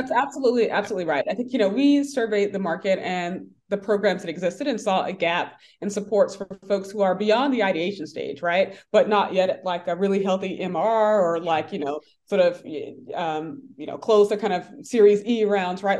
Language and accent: English; Atlanta, Georgia, United States; I grew up in Atlanta.